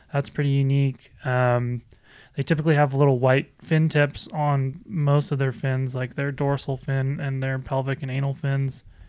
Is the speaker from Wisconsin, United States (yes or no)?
yes; Wisconsin, United States; moved away as an adult; now in Arizona, United States; I'm originally from the Midwest. I'm from Wisconsin. I was born and raised